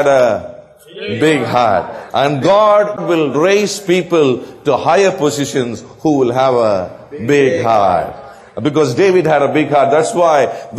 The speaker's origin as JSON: {"language": "English", "region": "South India", "country": "India", "said": "I'm from South India"}